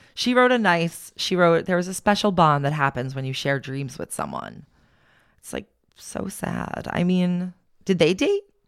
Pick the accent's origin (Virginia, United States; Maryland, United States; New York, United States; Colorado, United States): New York, United States; Long Island; where we grew up on Long Island